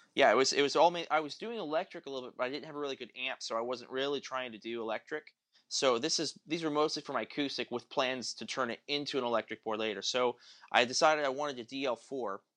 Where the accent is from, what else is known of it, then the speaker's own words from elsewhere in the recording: Tulsa, Oklahoma, United States; I grew up in Tulsa.